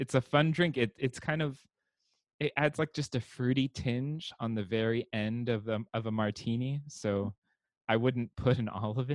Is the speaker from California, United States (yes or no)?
yes; Santa Clarita, California, United States; the town where I grew up in Santa Clarita, California